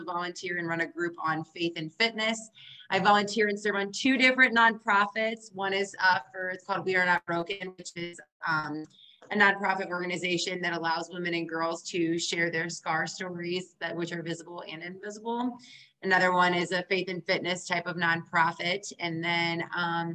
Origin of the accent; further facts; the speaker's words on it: Ohio, United States; now in Austin, United States; I grew up in Ohio